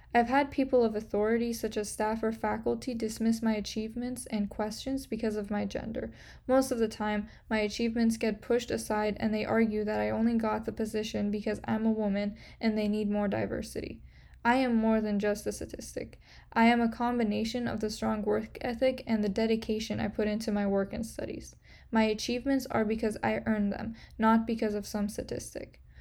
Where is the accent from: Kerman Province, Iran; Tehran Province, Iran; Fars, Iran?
Kerman Province, Iran; Kerman; also born or lived in Portland, Oregon, United States; I was born in Portland, Oregon, but moved to Iran when I was six months old